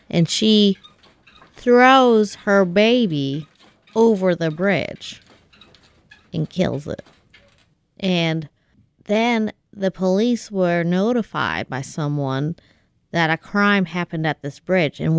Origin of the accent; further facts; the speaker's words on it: Kansas, United States; Did I tell you that I'm from Kansas?